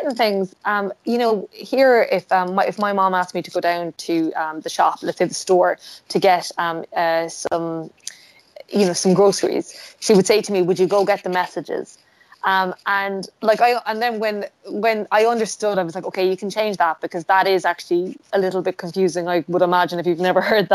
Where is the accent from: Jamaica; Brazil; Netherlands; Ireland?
Ireland; an Irish author writing about Ireland